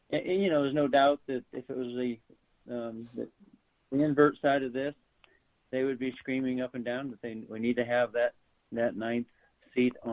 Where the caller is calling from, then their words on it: Greeley, Colorado, United States; I live in Greeley, Colorado, which is northern Colorado